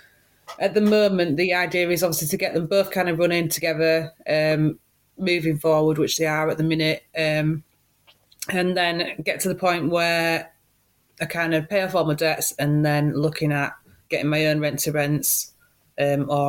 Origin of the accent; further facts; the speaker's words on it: Hull, Yorkshire and the Humber, United Kingdom; now in Cheshire, United Kingdom; originally from Hull